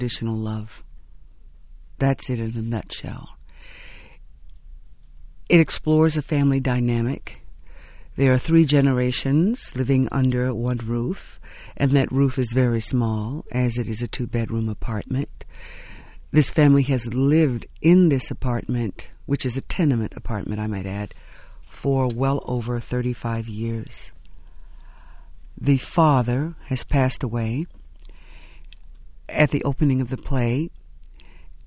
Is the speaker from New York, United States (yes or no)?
no; Houston, Texas, United States; a young girl growing up in Houston